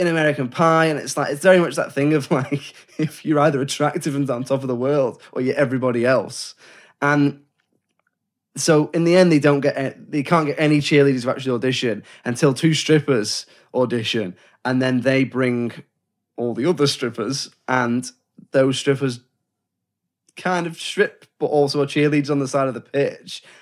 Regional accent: England, United Kingdom; we're English

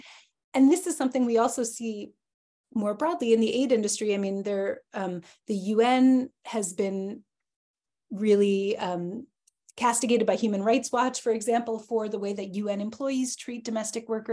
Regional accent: United States; I am American

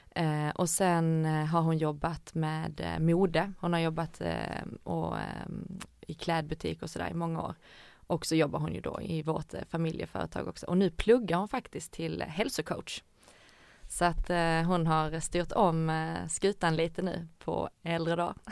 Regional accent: Ängelholm, Skåne, Sweden; moved away as an adult; also born or lived in Helsingborg / Gothenburg; jag är uppvuxen i Skåne, i Ängelholm

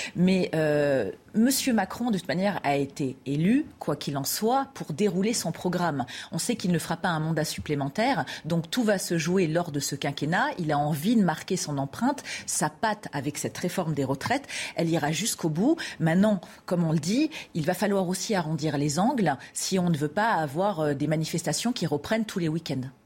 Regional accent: Paris, Île-de-France, France; en tant que parisienne, chauvine

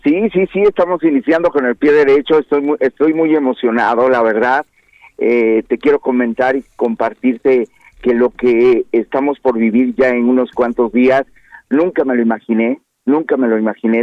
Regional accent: Oaxaca, Mexico; aquí en Oaxaca, donde yo soy originario

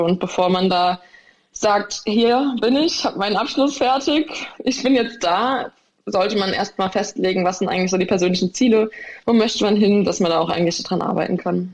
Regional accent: Nierstein, Rhineland-Palatinate, Germany; weil für mich Riesling nochmal den besonderen Stellenbezug hat, einfach für meine Heimat. Roter Hang ist einfach für mich Riesling

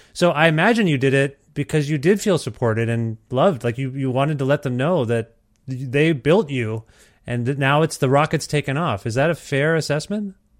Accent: Cambridge, Ontario, Canada; now in Edmonton, Canada; I'm from Cambridge, Ontario, originally, uh, and which is just near Brantford.

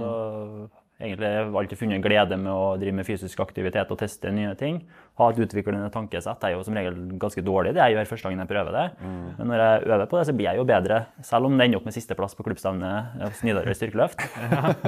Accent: Trøndelag, Norway; jeg er fra Osning

